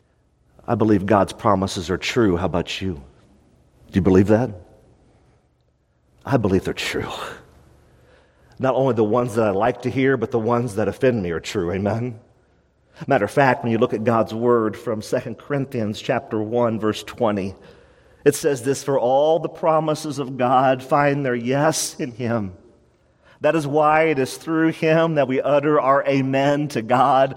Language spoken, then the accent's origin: English; United States; as an American church